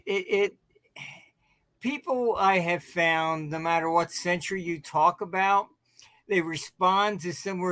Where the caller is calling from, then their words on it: St. Petersburg, Florida, United States; No, I'm by St. Pete.